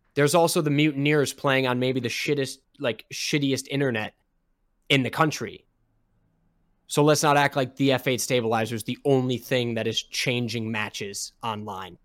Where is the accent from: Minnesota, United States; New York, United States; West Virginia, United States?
Minnesota, United States; I'm from Minnesota